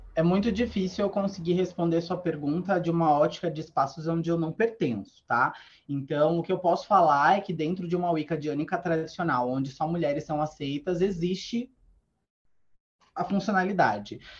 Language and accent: Portuguese; Sorocaba, São Paulo, Brazil; eu sou do interior, né? Eu sou de Sorocaba